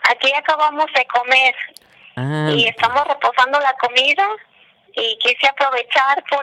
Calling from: Tlaquepaque, Jalisco, Mexico; de Tlaquepaque, Jalisco

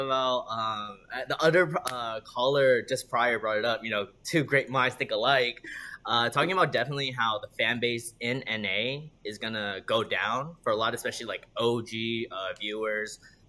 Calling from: California, United States; The Bay Area.

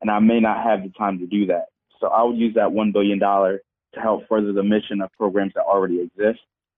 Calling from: Eastern Pennsylvania, United States; I'm calling from Eastern Pennsylvania.

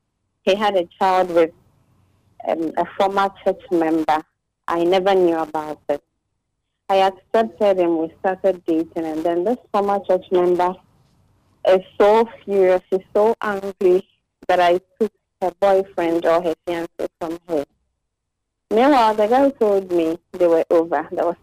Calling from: Techiman, Bono East, Ghana; I'm calling from Techiman.

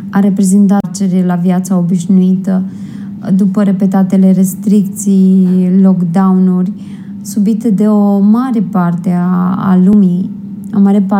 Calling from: Rome, Lazio, Italy; din Roma, Italia.

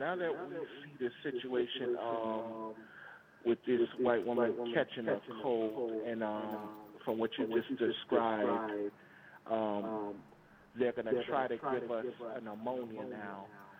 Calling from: Wheaton, Maryland, United States; This is Brother …, Wheaton, Maryland.

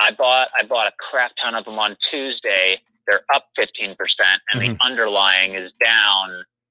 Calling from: Chicago, Illinois, United States; from Chicago.

